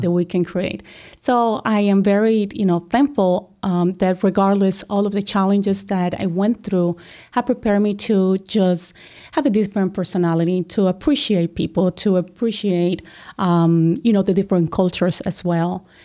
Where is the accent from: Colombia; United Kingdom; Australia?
Colombia; moved away as an adult; now in United States; I'm originally from Colombia